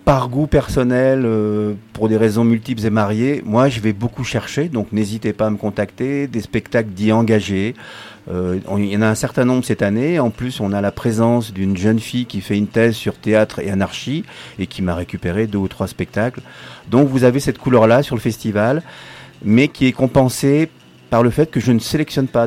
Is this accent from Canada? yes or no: no; Paris, Île-de-France, France; now in Grenoble, France; je suis né à Paris